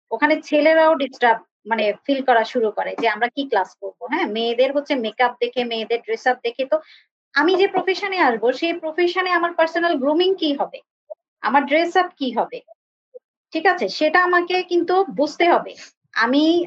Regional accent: Comilla, Chittagong Division, Bangladesh; আমার শহর কিন্তু কুমিল্লা

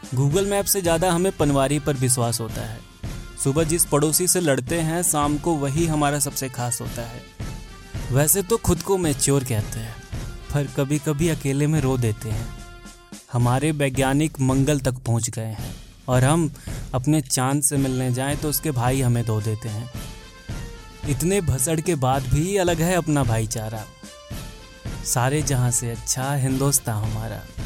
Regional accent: India; हम इंडियन लोग

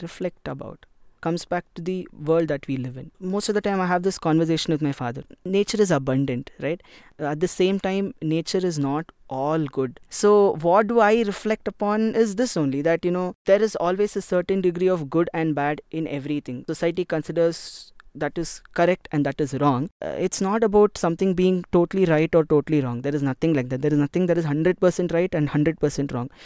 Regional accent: India; I'm an Indian and I've born, brought up here

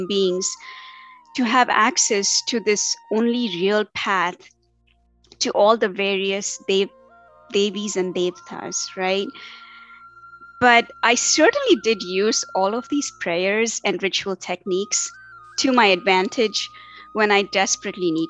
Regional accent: Tamil Nadu, India; moved away as an adult; now in Cary, United States; I was raised in India. And, you know, I was born into an Orthodox yet liberal Hindu, South Indian, and to be more specific, Tamilian family.

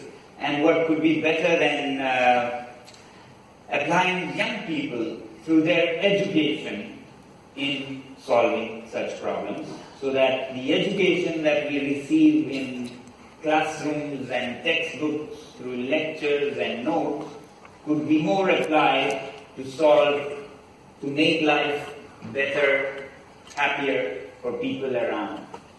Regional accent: Ladakh, India; from Ladakh, a remote mountain region in the Indian Himalayas.

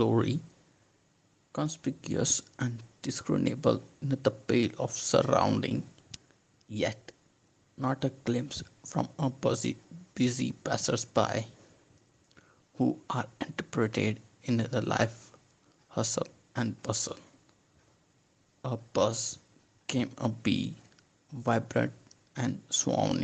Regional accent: Ahmedabad, Gujarat, India; I'm from Ahmedabad, Gujarat

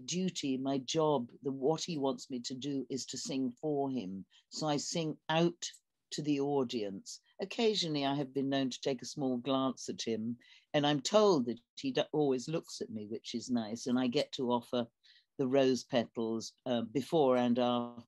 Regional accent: London, United Kingdom; I'm from London. It rains a lot.

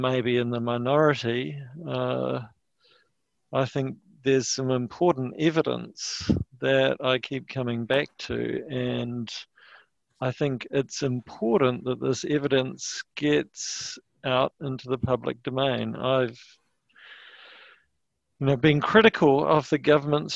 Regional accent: New Zealand; as a New Zealander

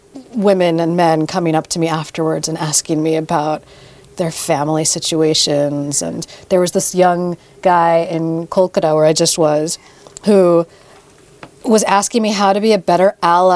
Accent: New York City, New York, United States; growing up in New York City

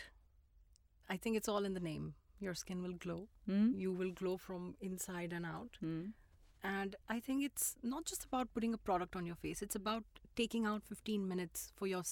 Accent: Shimla, Himachal Pradesh, India; I was born in Shimla

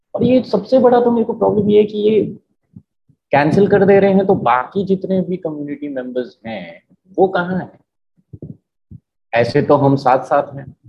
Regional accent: Marwar, India; मैं खुद मारवाड़ी हूँ

